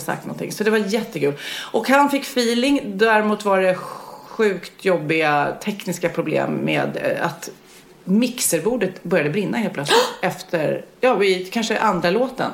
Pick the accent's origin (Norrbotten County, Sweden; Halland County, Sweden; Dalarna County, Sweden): Halland County, Sweden; Varberg; jag kommer ju från Varberg